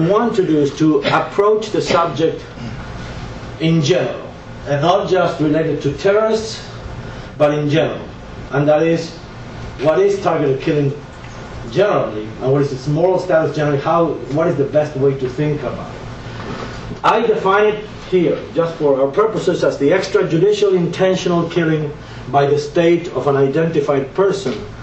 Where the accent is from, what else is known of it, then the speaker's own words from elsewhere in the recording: Buenos Aires, Argentina; English is a second language; now in United States; I was born and raised in Buenos Aires, Argentina, where I've lived a lot for many years in the United States